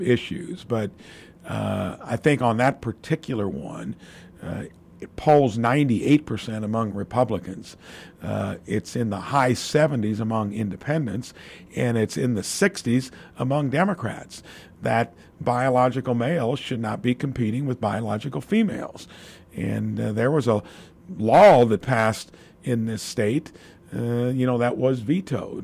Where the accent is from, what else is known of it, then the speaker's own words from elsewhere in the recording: Jasper, Indiana, United States; building a real, real little business in my hometown